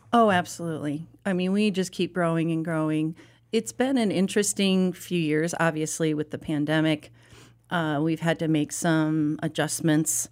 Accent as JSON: {"language": "English", "area": "Chicago suburbs", "region": "Illinois", "country": "United States", "tie": "born or raised there", "moved": "yes", "lives_now": "Charlotte, United States", "said": "I grew up in the Chicago suburb area"}